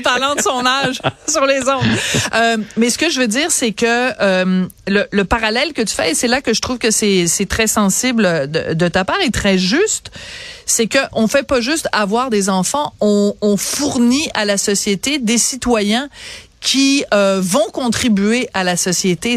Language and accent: French; France; now in Quebec, Canada; je suis née en France